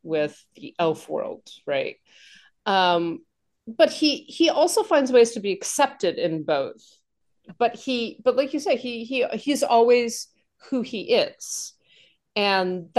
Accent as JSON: {"language": "English", "region": "New York", "country": "United States", "said": "as a New Yorker"}